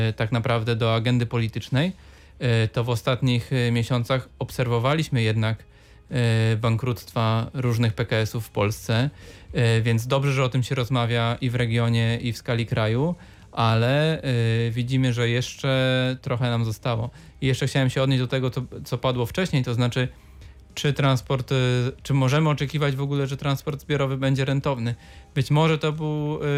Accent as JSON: {"language": "Polish", "town": "Wrocław", "region": "Lower Silesian Voivodeship", "country": "Poland", "said": "żyję w Bańce jako wrocławianin"}